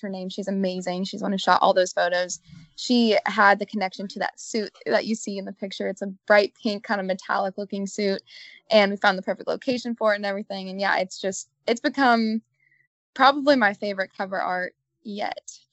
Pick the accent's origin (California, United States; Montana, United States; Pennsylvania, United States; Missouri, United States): Missouri, United States; Columbia; my hometown, Columbia, Missouri